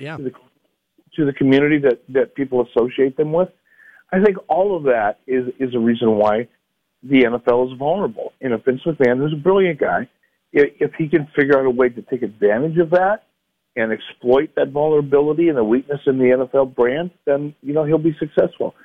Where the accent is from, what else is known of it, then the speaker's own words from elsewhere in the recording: Detroit, Michigan, United States; I grew up in Detroit